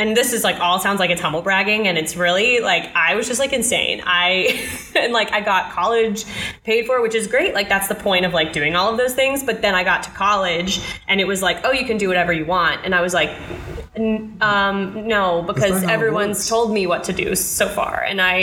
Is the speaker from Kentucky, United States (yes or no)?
yes; Union, Kentucky, United States; moved away; I grew up in Kentucky. I grew up in a little town called Union, Kentucky that is just super north, really close to Cincinnati, Ohio